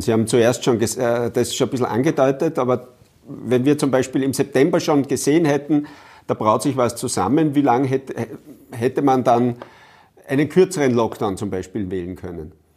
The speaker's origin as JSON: {"language": "German", "region": "Upper Austria", "country": "Austria", "said": "bei uns in Oberösterreich"}